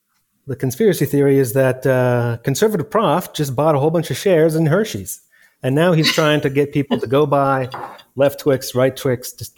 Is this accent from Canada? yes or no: yes; Canada; I'm Canadian